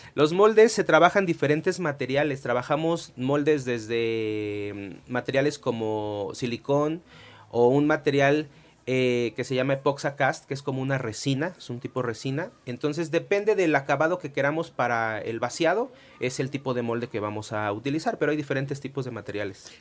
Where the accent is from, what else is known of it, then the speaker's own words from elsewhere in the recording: Puebla, Mexico; somos tres poblanos los que participamos en la película